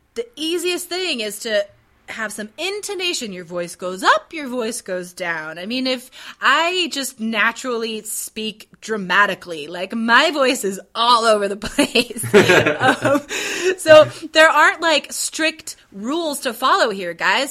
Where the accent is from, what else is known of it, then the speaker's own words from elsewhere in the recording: United States; I'm American.